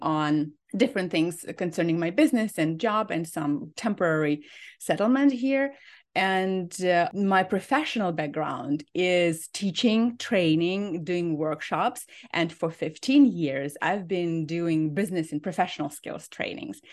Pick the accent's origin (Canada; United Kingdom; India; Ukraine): Ukraine; moved away as an adult; now in Minnesota, United States; I am from Ukraine, and I came two weeks before the war started